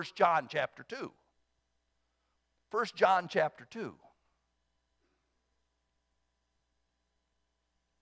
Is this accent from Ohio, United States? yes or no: yes; Southern Ohio, United States; born or raised there